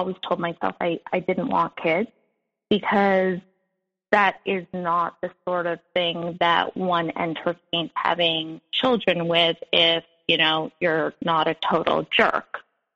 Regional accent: Montreal, Quebec, Canada; now in New York, United States; I'm Canadian. I live in New York, but I'm a Montrealer, and I grew up in a house

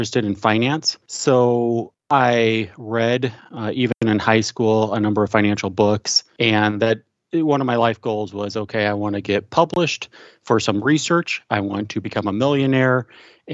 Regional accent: Midwest, United States; I am from the Midwest

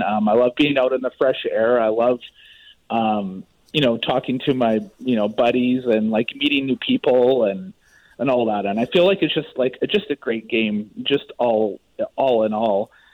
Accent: Maple Ridge, British Columbia, Canada; I grew up in Maple Ridge

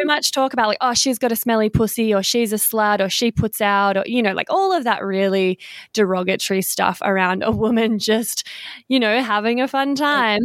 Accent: Victoria, Australia; now in Western Australia, Australia; I'm in Western Australia at the moment, but I am from Victoria

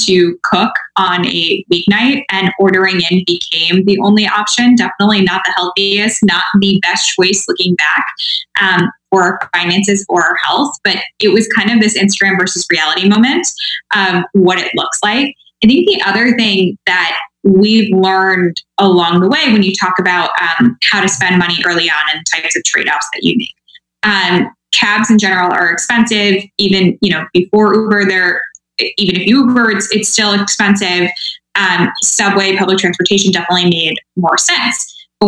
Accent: Midwest, United States; I'm from the Midwest too.

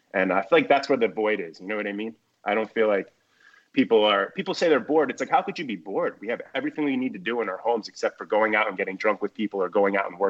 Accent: New Jersey, United States; I'm from Jersey. So we went through Hurricane Sandy in 2012, and we had never experienced something like that living there

